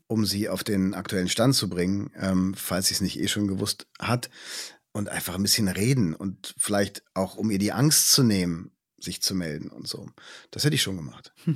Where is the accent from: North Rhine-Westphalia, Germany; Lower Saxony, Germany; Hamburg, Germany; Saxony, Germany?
North Rhine-Westphalia, Germany; Düsseldorf; now in Potsdam, Germany; Meine Heimat ist immer Düsseldorf